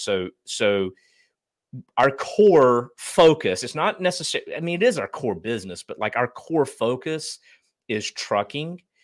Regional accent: Eastern North Carolina, United States; But I grew up in Eastern North Carolina, very, uh, blue collar family

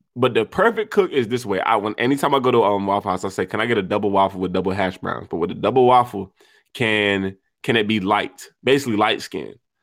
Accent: United States; us being American

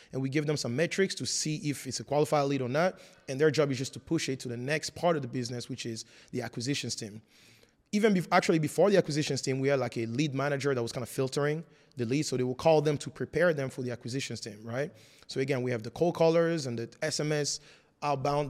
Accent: France; English is a second language; moved away as an adult; also born or lived in Congo; now in United States; I was born in the Congo and moved to France when I was four years old

